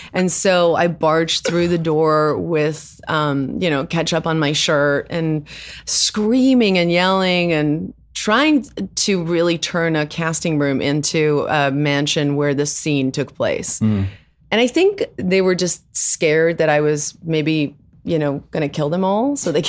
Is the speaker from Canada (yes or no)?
no; South Africa; first language Afrikaans; English is a second language; now in United States; Well, I was raised in with Afrikaans as my first language.